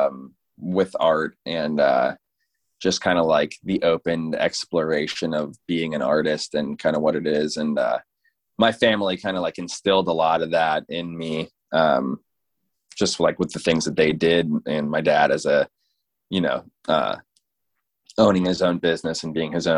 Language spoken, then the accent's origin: English; Fort Lauderdale, Florida, United States; now in St. Augustine, United States; I'm living in St. Augustine, Florida now, but yeah, I grew up in Fort Lauderdale.